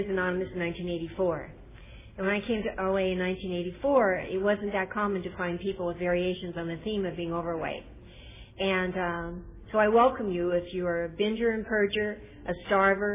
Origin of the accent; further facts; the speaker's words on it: Northern California, United States; I'm from Northern California